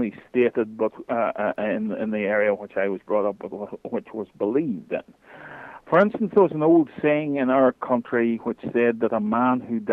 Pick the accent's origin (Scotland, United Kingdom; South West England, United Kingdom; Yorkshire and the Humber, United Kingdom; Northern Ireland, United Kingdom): Northern Ireland, United Kingdom; I'm, as my accent will tell you, I'm from Northern Ireland. I am living about 7 miles from the celebrated Giant's Causeway in the north of Ireland